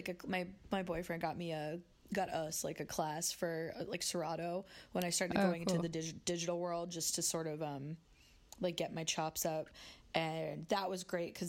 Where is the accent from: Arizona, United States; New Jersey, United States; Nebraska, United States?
Arizona, United States; Phoenix; moved away as an adult; also born or lived in Washington, D.C.; now in New York City, United States; I grew up in Phoenix, Arizona, and went to school in D.C. and then sort of found my way to New York by following a boy.